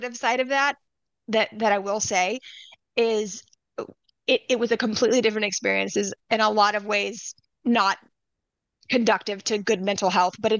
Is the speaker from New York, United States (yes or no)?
no; Louisiana, United States; now in Chicago, United States; I'm from Louisiana.